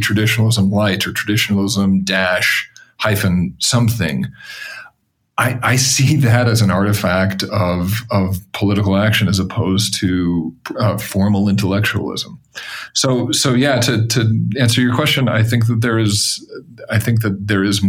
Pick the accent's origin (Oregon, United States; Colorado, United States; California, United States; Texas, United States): Colorado, United States; Denver; I grew up in Colorado, for example. I grew up partially in suburban Denver